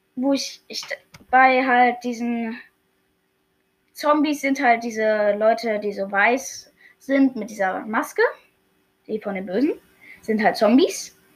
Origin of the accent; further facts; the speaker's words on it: Germany; Ich bin Deutscher